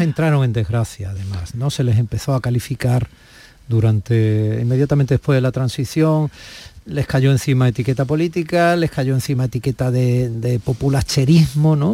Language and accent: Spanish; Andalusia, Spain; como andaluz